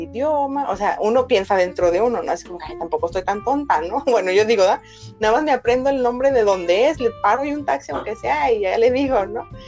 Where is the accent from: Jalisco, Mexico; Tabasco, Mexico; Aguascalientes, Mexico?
Jalisco, Mexico; Guadalajara; yo soy de Guadalajara, en México